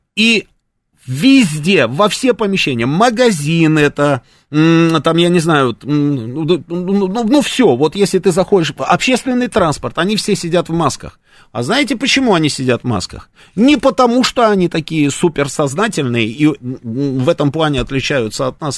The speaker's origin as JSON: {"language": "Russian", "country": "Russia", "said": "мы говорим, из России"}